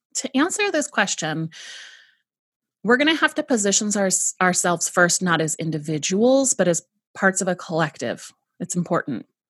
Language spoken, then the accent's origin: English; San Diego, California, United States; I was raised in San Diego, California, in the United States